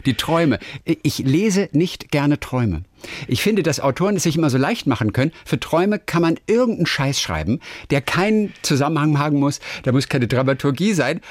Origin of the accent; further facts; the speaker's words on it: Northern Germany, Germany; Ich komme aus, aus Norddeutschland eigentlich